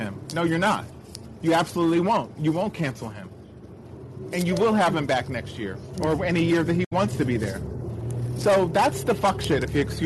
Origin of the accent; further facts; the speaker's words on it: Montgomery County, Maryland, United States; growing up in Montgomery County schools, it was very mixed, predominantly white